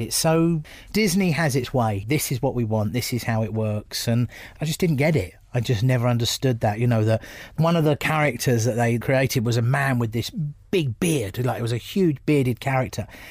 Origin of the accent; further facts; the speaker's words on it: Bromley, London, United Kingdom; also born or lived in United States; I'm I'm from Bromley